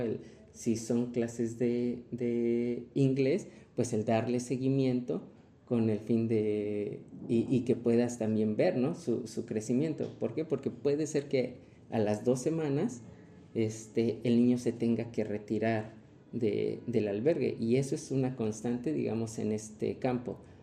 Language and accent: Spanish; Mexico; como mexicanos